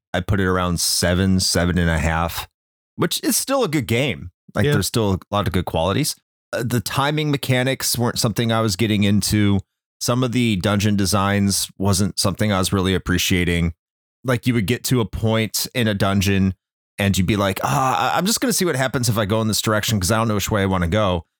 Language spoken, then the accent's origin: English; Chicago, Illinois, United States; moved away; when I was growing up in Chicago